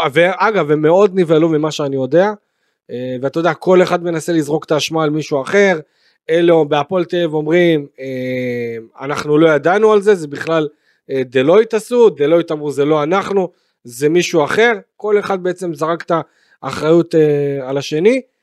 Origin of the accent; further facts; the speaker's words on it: Beersheba, Southern District, Israel; אני באר שבעי. אה, גדלתי בבאר שבע